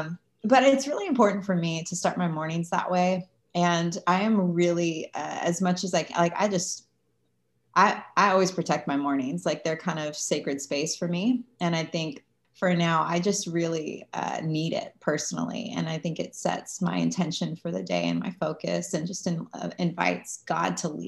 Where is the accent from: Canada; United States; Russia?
United States; California; now in New York City, United States; But then I moved to New York City, and it's like, I came from California and Southern California, where it's just warm and pleasant all year round.